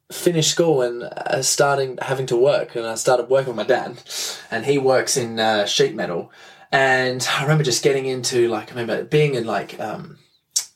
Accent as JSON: {"language": "English", "town": "Adelaide", "region": "South Australia", "country": "Australia", "said": "I'm from Adelaide in Australia"}